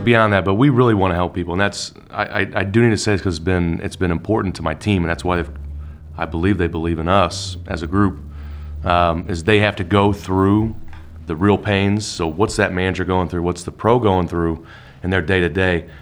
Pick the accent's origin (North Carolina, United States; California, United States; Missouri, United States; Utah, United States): Utah, United States; Salt Lake City; moved away as an adult; now in Indiana, United States; I was born in Salt Lake